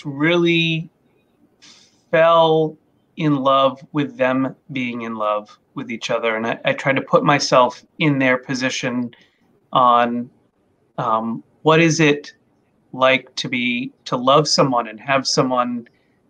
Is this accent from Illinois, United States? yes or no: no; Maine, United States; I grew up in Maine. I'm a Maine boy.